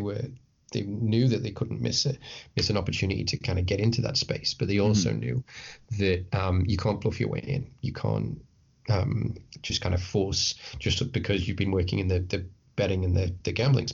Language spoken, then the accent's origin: English; Isle of Man; I'm from the Isle of Man, which some of your listeners will be like, what, where? but it's a tiny island. It's a tiny, gorgeous island between England and Ireland